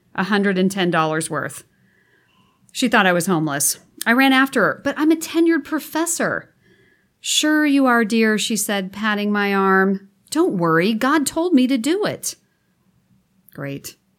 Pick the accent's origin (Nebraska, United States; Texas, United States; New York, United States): Nebraska, United States; moved away as an adult; now in California, United States; I'm from Nebraska, sixth generation